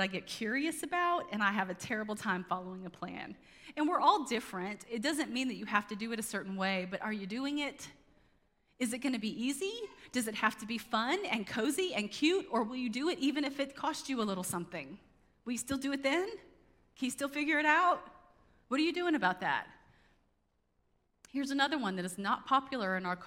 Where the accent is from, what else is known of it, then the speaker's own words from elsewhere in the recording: United States; as American Christians